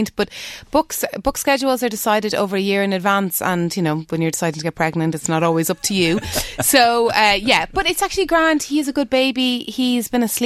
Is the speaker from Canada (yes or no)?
no; Dublin, Leinster, Ireland; the road I grew up on in Dublin